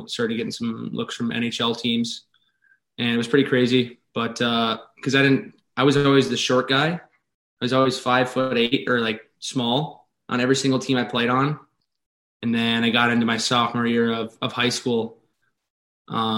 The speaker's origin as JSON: {"language": "English", "region": "Minnesota", "country": "United States", "tie": "born or raised there", "said": "I pretty much grew up on the outdoor rinks. I got a couple small town rinks in Twig over here"}